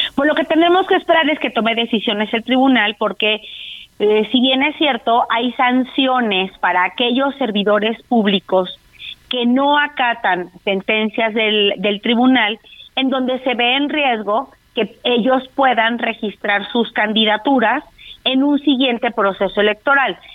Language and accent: Spanish; Mexico; Somos los mexicanos y mexicanas